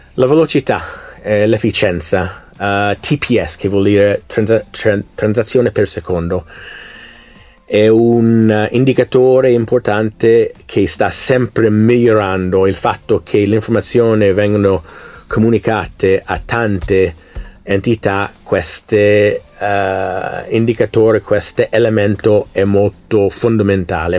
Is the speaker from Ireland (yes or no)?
no; United States; Italian is a second language; moved away; Io essendo americano, io ho vissuto l'elezione negli Stati Uniti del 2016, 2020, adesso nel 2022 midterm